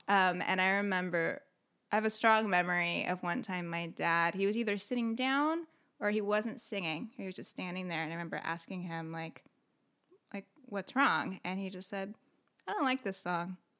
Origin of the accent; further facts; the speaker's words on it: San Diego, California, United States; also born or lived in Belgium; when I was a baby, they came back to San Diego. So I grew up in, like, the East County area